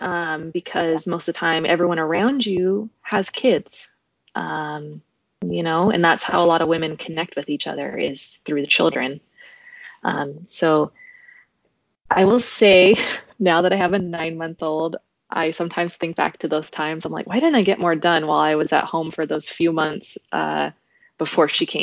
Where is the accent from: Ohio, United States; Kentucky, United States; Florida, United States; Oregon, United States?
Oregon, United States; moved away as an adult; also born or lived in Idaho / Colorado; We are from Oregon, and I did my undergrad in Oregon